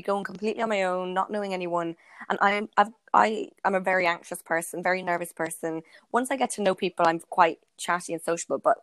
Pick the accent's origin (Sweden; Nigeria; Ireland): Ireland; now in London, United Kingdom; I went back to my hometown in Ireland